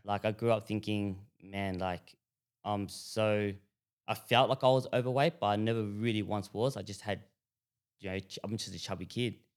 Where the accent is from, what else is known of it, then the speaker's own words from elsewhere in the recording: Broadmeadows, Victoria, Australia; So growing up, we grew up in Broadmeadows.